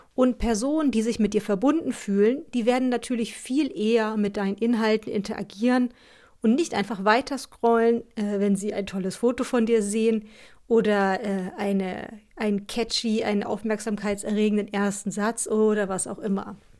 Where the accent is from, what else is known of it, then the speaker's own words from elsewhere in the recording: Northern Germany, Germany; so sagen wir bei uns im Norden